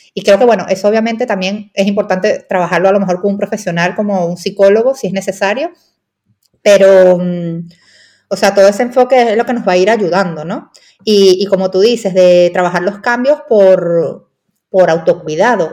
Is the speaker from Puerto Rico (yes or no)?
no; Venezuela; Pues no sé si por mi acento se ha escuchado, pero soy venezolana y allí en Venezuela